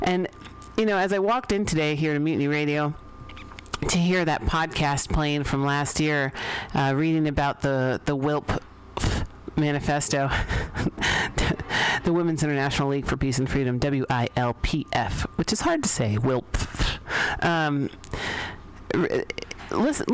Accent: San Francisco, California, United States; I grew up here in San Francisco

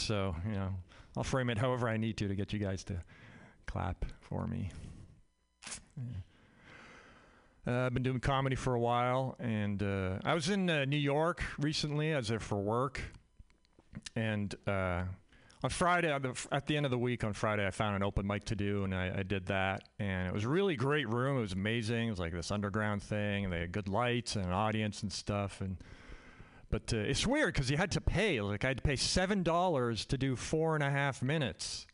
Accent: Canada; now in United States; I'm Canadian. I grew up in Canada

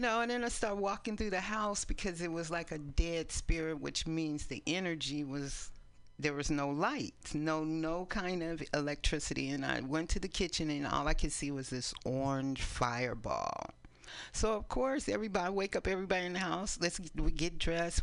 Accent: East Palo Alto, California, United States; also born or lived in San Francisco, California; now in Oakland, United States; we grew up in East Palo Alto

